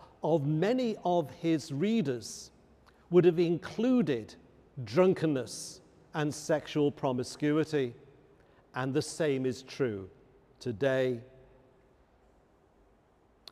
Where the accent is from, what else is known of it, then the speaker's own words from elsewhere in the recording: Liverpool, North West England, United Kingdom; I come from Liverpool